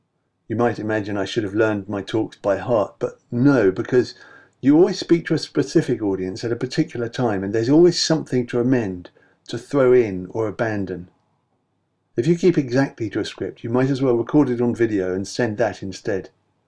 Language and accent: English; London, United Kingdom; I was a wanker from London, said the most outspoken among them